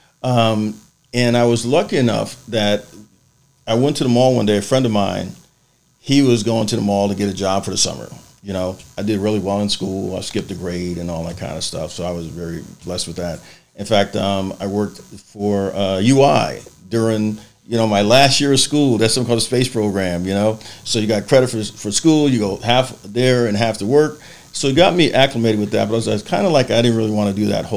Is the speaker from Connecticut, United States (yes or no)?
yes; Bridgeport, Connecticut, United States; I was born in Bridgeport.